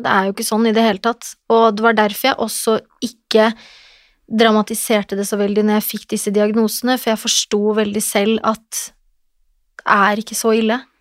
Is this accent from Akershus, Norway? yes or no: yes; Lillestrøm, Akershus, Norway; moved away; also born or lived in Oslo; Jeg er fra Lillestrøm, en liten by hvor alle kjenner alle